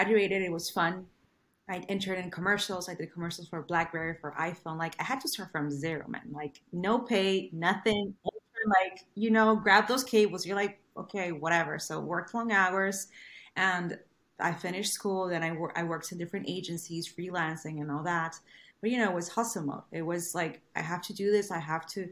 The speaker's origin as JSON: {"language": "English", "country": "Venezuela", "tie": "born or raised there", "second_language": "English", "moved": "as an adult", "said": "I wasn't born in this country. I was born in Venezuela. So I arrived here 12 years ago."}